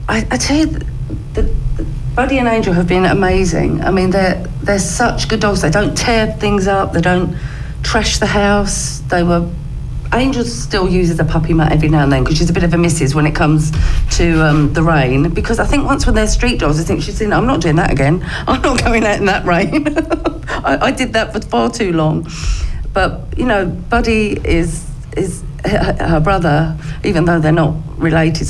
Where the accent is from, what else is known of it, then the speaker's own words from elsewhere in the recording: Romford, London, United Kingdom; also born or lived in Hornchurch; now in Brentwood, United Kingdom; I was born in Romford, but I live in Brentwood now.